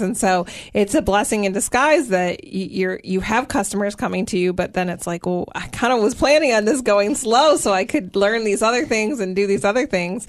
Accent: Michigan, United States; now in Tennessee, United States; my Michigan roots

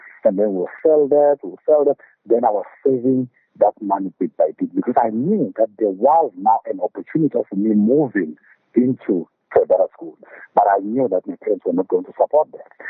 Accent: Ingwavuma, KwaZulu-Natal, South Africa; also born or lived in England; I moved from Zombiza to Ingwavuma High School. Ingwavuma High School now is something like 4 kilometers away from Mosfeld Hospital. So when I moved from Zombiza to Ingwavuma, now I had to leave my parents back there at Engonyameni

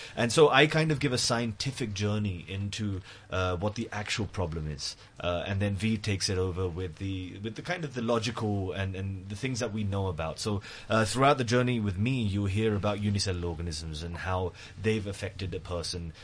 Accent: London, United Kingdom; moved away as an adult; now in Mumbai, India; I grew uh, grew up and born and raised in London

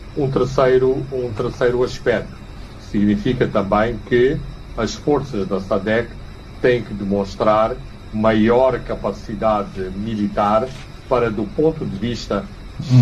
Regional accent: Maputo, Maputo City, Mozambique; a cidade de Maputo, que é a cidade onde eu nasci e cresci

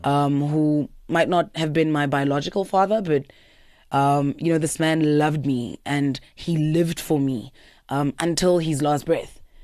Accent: Pretoria, Gauteng, South Africa; also born or lived in Eersterust / Laudium; born and bred in Pretoria

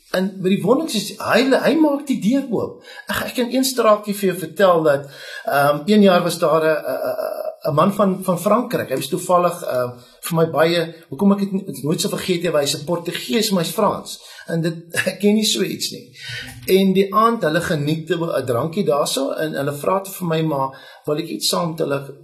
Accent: Bellville, Western Cape, South Africa; moved away as an adult; now in Beaufort West, South Africa; ek het groot geword in Oakdale Belwel

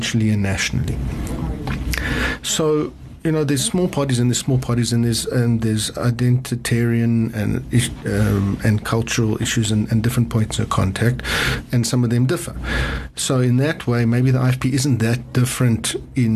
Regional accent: South Africa; as South Africans

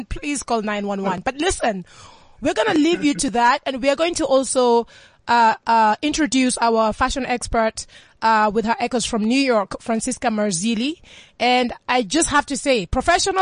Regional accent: Kenya; It's a Luo. I'm from the Luo tribe in Kenya

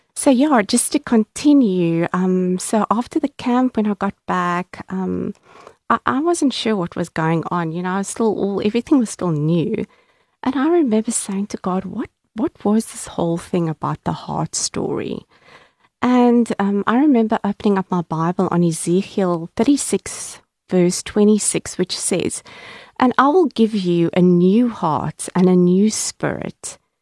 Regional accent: Cape Town, Western Cape, South Africa; I was born and bred in Cape Town, and um, I grew up in the southern suburbs in a very middle class family

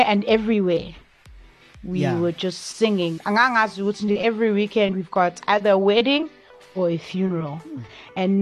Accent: Durban, KwaZulu-Natal, South Africa; I grew up in Chesterville

